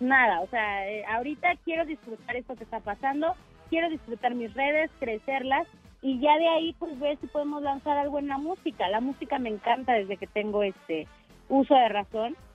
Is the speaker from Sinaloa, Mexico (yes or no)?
no; Mexico City, Mexico; soy de aquí de Ciudad de México.